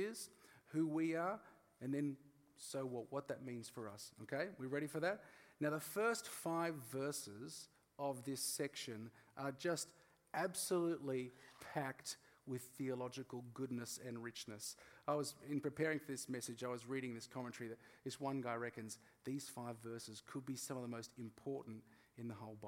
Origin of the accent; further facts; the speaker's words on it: Australia; I'm Australian